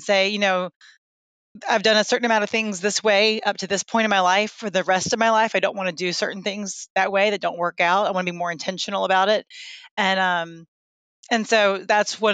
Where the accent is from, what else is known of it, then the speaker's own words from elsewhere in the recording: Lynchburg, Virginia, United States; also born or lived in Birmingham / Detroit / Atlanta; now in Virginia Beach, United States; I am from the Lynchburg area of Virginia, but I lived in Birmingham, Detroit, Atlanta, and then back to Virginia